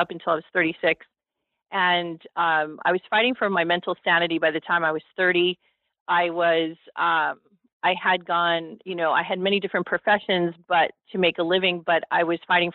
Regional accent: Los Angeles, California, United States; I was raised in Hollywood, California

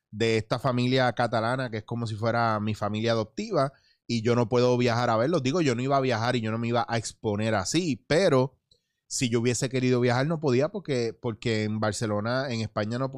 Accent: New York, United States; born there; no, no, papi, no, no, yo soy puertorriqueño y soy americano, pues yo nací en el Bronx, New York, ¿me

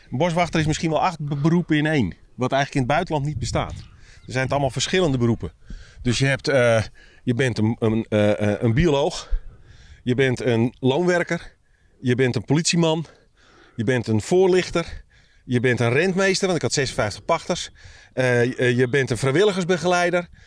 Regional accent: North Holland, Netherlands; Nou, ik kom uit de Zaanstreek. Dat is ook precies datzelfde moeras. En hetzelfde type mens.

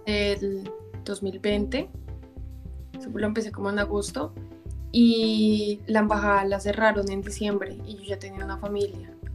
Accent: Bogotá, Colombia; also born or lived in Cali; now in Germany; yo soy de Bogotá, pero yo los últimos siete años estuve viviendo en Cali

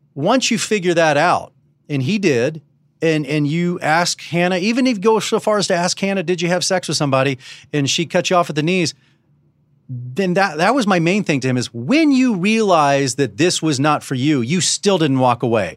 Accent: Dallas, Texas, United States; I was born around this. I was born around Southern Baptist when I was growing up in Dallas

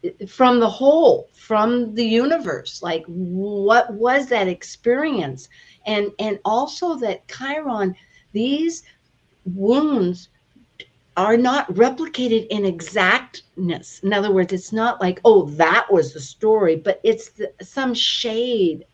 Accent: United States; we're coming from the United States

